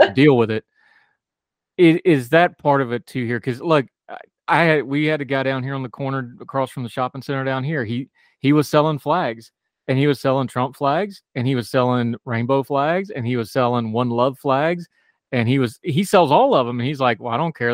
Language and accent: English; West Virginia, United States; moved away; I grew up in West Virginia